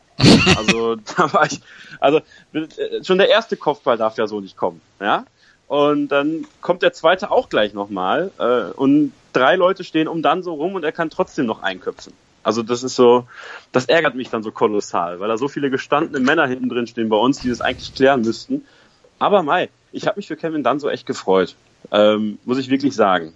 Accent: Münsterland, North Rhine-Westphalia, Germany; ich komme aus dem Münsterland

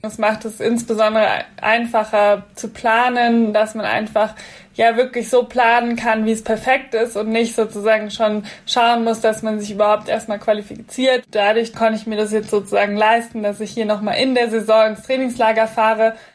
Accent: Munich, Bavaria, Germany; ich komme ja auch gebürtig aus München

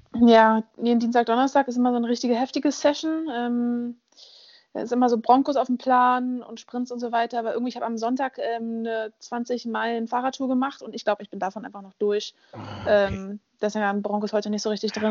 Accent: Berlin, Germany; Ich bin in Berlin aufgewachsen

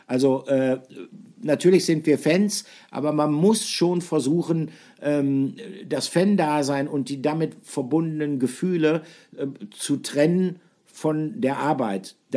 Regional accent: Bielefeld, North Rhine-Westphalia, Germany; Ich komme aus Bielefeld, ich bin aus Westfalen.

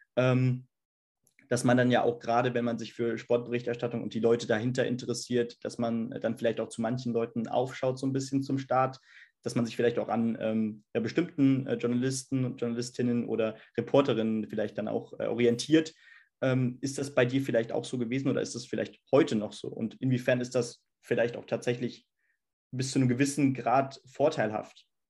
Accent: Hesse, Germany

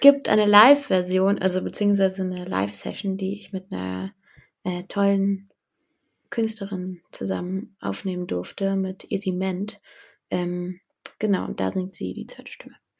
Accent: Berlin, Germany; ich komme aus Berlin, um, ähm, vom, vom Stadtrand, vom nördlichen Stadtrand Berlins

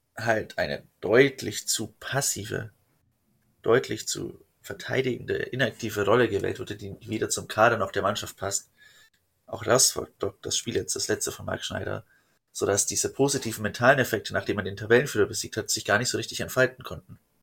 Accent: Fürth, Bavaria, Germany; ich komme halt aus Fürth.

